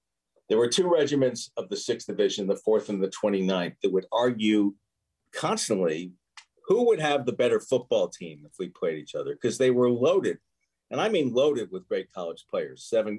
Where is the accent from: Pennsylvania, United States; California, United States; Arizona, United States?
Pennsylvania, United States; Philadelphia; You know, I am a Philadelphian, and I listen to you guys, so it's great to be on.